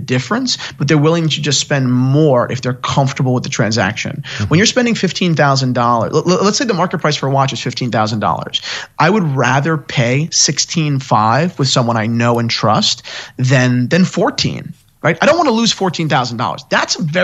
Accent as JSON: {"language": "English", "area": "near Gary Vaynerchuk's wine shop", "region": "New Jersey", "country": "United States", "tie": "born or raised there", "said": "I grew up 15 minutes from Gary's wine shop."}